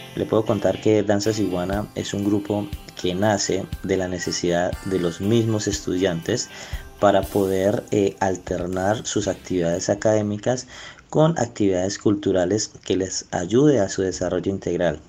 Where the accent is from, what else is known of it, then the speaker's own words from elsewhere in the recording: Colombia; lo que nosotros somos como colombianos